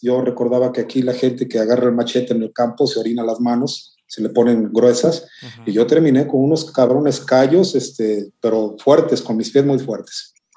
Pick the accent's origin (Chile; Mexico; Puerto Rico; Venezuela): Mexico; Las Vigas de Ramírez, Veracruz; now in Xalapa, Mexico; de acá de mi tierra que se llama Piedra Parada, en el municipio de Las Vigas, estado de Veracruz, México